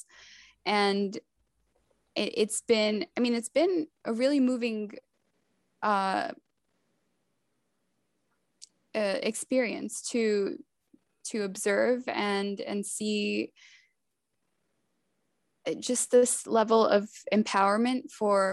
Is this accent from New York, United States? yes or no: yes; New York City, New York, United States; also born or lived in Macedonia; I wasn't born in Queens. I was born in Macedonia, but I was sort of raised in Queens